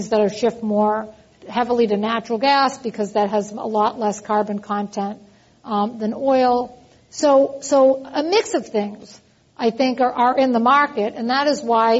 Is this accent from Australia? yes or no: no; East Coast, United States; accent: East Coast; also born or lived in Texas; now in California, United States; you can hear from my accent that I'm originally from the East Coast